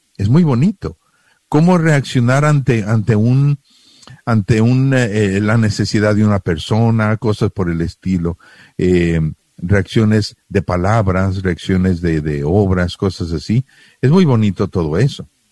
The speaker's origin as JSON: {"language": "Spanish", "country": "Mexico", "moved": "yes", "said": "yo soy mexicano, yo vengo con toda mi cultura mexicana"}